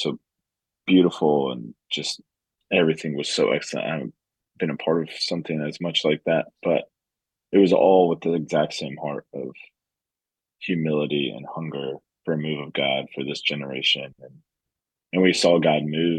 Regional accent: Colorado, United States; now in Lexington, United States; I grew up in Colorado

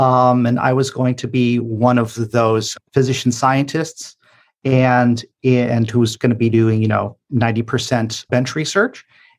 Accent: Buffalo, New York, United States; moved away as an adult; also born or lived in Bronx, New York / New England; now in New York City, United States; I'm from Buffalo, New York. So being from Western New York, which is distinct from upstate New York, both sort of linguistically and culinarily particularly.

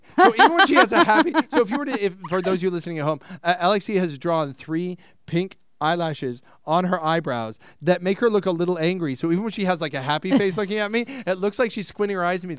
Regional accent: Ireland; Side note, myself being Irish, last night I opened a bottle of Jameson's

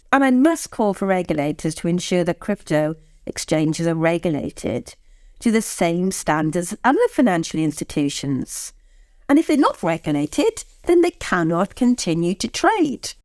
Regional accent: Swansea, Wales, United Kingdom; moved away; I'm from Swansea

